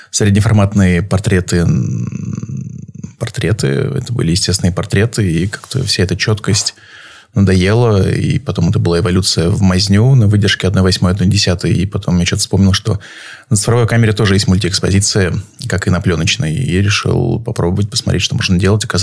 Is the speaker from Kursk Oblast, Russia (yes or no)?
no; Saint Petersburg, Russia; я из Петербурга.